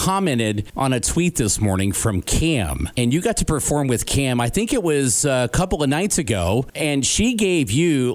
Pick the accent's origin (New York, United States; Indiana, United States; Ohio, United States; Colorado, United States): Indiana, United States; Evansville; my hometown, Evansville, Indiana